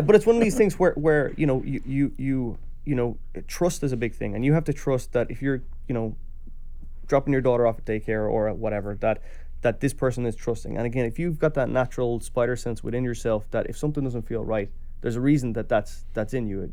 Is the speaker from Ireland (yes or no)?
yes; Ireland; as an Irish person